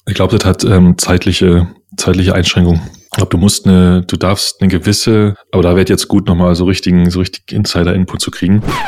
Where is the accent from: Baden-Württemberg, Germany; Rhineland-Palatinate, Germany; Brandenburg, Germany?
Brandenburg, Germany; Uckermark; now in Berlin, Germany; ich bin ein Ur-Uckermerker. Ich bin nur schon viel zu lange in dieser Stadt